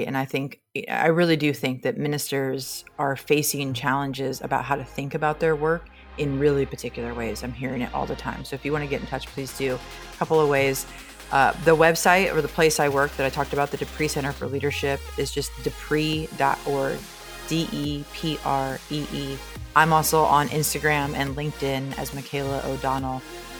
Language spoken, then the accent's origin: English; Nebraska, United States; Again, I'm from Nebraska, so I speak in a lot of farm idioms. And in Nebraska, we talk about the bet the farm kind of risk.